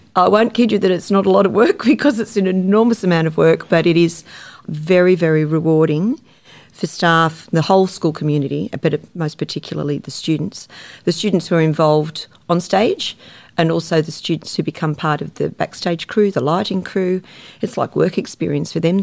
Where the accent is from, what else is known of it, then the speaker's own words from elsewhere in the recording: Sydney, New South Wales, Australia; I grew up in the Shire and I teach in the Shire